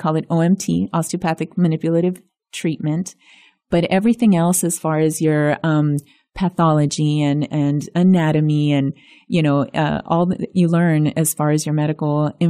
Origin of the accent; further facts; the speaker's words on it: Zapata, Texas, United States; first language es; English is a second language; I grew up in a little Spanish-speaking cocoon in South Texas. So yes, both my parents spoke Spanish predominantly, so Spanish was my first language.